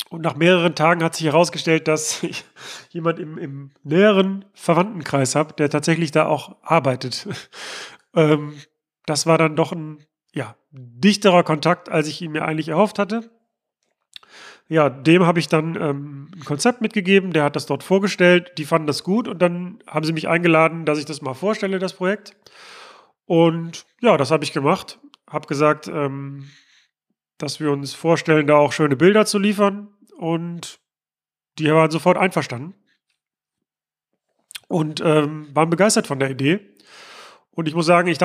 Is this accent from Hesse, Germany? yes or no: no; North Rhine-Westphalia, Germany; dass es denn auch in meiner Heimatstadt am Flughafen Essen-Mülheim tatsächlich auch ein Luftschiff gibt.